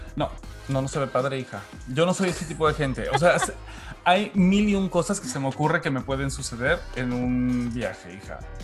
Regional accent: Mexico; soy mexicano

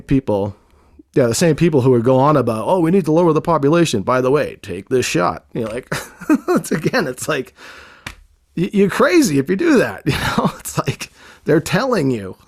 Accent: Boston, Massachusetts, United States; I grew up in Boston in a rough neighborhood where you don't trust anybody

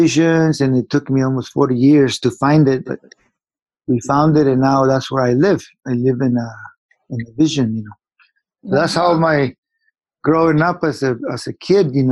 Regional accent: Guatemala; I was born in Guatemala, and I grew up in a war time

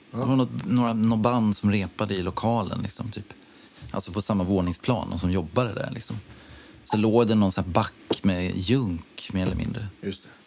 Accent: Orminge, Stockholm County, Sweden; born or raised there

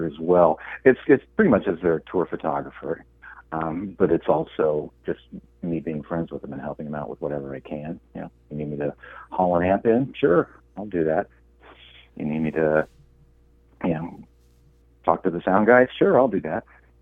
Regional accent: Liberty, Indiana, United States; moved away; growing up in Indiana, there was really nothing there for me. And if you've ever been to the the town that I grew up

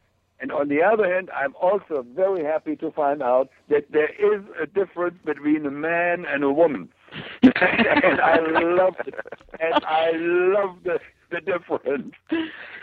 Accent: Germany; moved away; I grew up in Germany during a time, like I said, there were no plastics

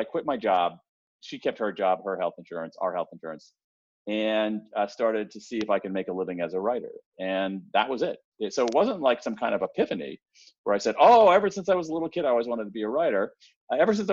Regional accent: Columbus, Ohio, United States; I grew up in Columbus, Ohio, the home of the Ohio State University.

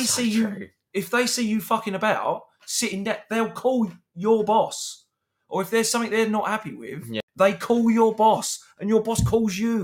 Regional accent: United Kingdom; we are British. Very British

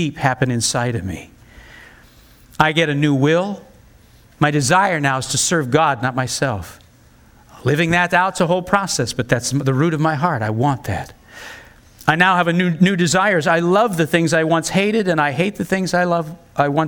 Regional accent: United States; as an American

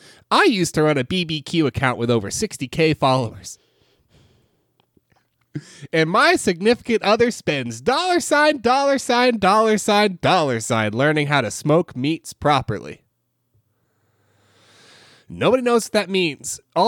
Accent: Austin, Texas, United States; But I'm from Austin, Texas.

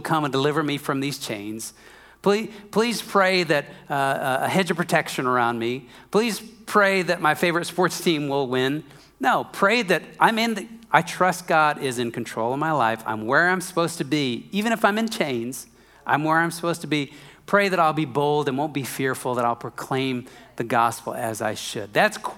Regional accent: Minnesota, United States; I'm from Minnesota

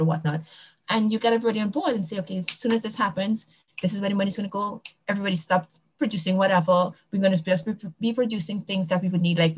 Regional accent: Trinidad & Tobago; now in United States; I'm from Trinidad and Tobago.

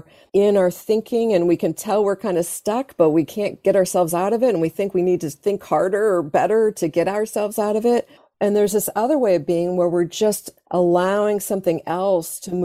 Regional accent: Iowa, United States; growing up in Iowa, farming community is very much about farming and fields and earth and soil.

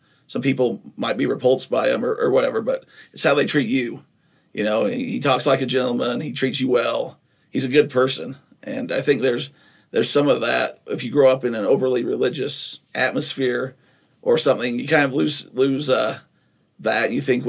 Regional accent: Nephi, Utah, United States; a lot of that might come from growing up in Utah as well in Nephi

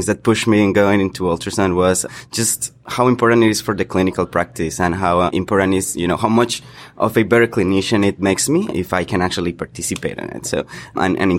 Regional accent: Colombia; moved away as an adult; also born or lived in North Carolina; now in United States; I'm originally from Colombia. I'm a physician from there. And then I've been here now for 6 years

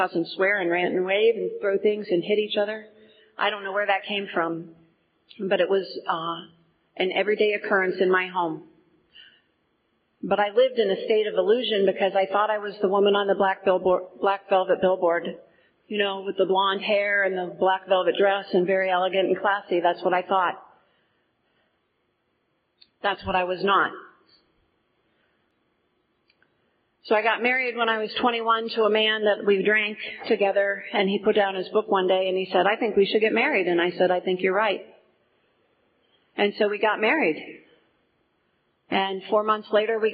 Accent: Portage County, Ohio, United States; I grew up in Portage County

